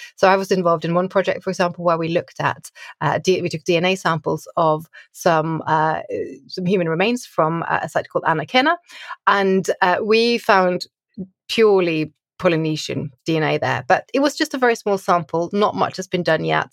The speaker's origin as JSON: {"language": "English", "region": "Oslo", "country": "Norway", "tie": "born or raised there", "said": "I grew up in Oslo in Norway"}